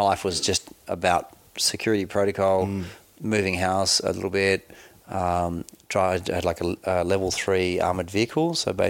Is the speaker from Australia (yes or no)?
yes; Australia; And before you can work for the US government, and as an Australian, you can't work directly as a US government employee.